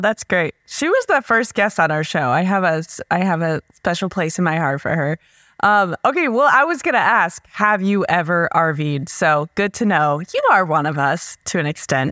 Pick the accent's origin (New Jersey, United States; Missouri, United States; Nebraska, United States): Nebraska, United States; We're from Nebraska